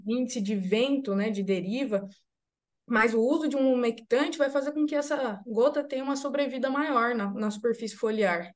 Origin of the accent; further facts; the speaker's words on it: Rosário do Ivaí, Paraná, Brazil; now in Jundiaí, Brazil; eu sou paranaense, sou de Rosário do Ivaí, do Vale do Ivaí, ali centro-norte do estado do Paraná